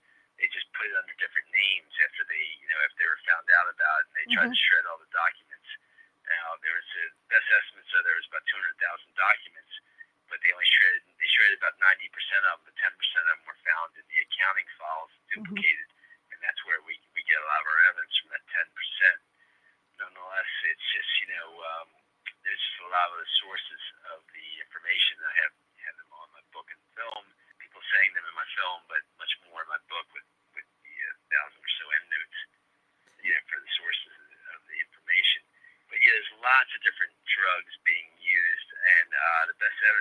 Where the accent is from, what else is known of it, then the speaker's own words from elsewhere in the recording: Baltimore, Maryland, United States; Baltimore, my hometown